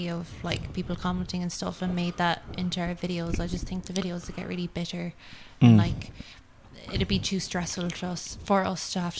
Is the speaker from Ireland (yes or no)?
yes; Ireland; We're Irish.